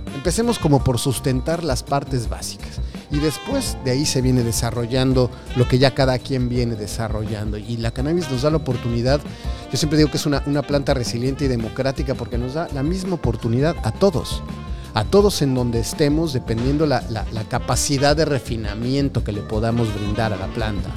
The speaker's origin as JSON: {"language": "Spanish", "country": "Mexico", "said": "yo vengo de México"}